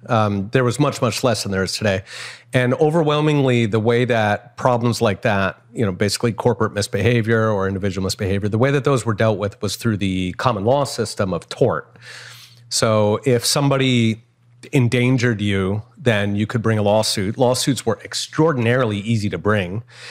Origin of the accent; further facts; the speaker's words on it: Philadelphia, Pennsylvania, United States; so I grew up in Philadelphia and in the 70s, and Philadelphia was kind of a rough town.